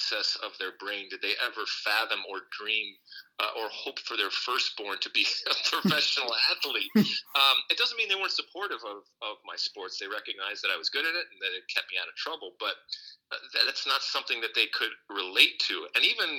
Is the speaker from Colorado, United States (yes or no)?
no; Michigan, United States; moved away as an adult; also born or lived in Athens, Greece; I grew up in Michigan, but I sure as hell didn't grow up on a farm